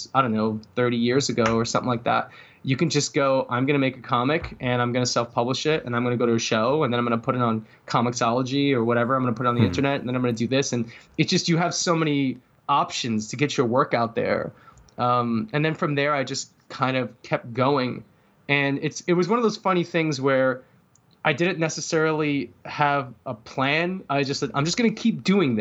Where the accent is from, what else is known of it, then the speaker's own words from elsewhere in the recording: New York City, New York, United States; now in Seattle, United States; I grew up in New York City. So I'm originally from Brooklyn